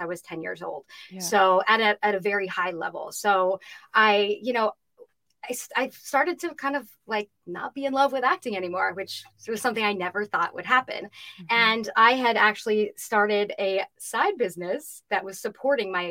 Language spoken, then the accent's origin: English; California, United States; I grew up in California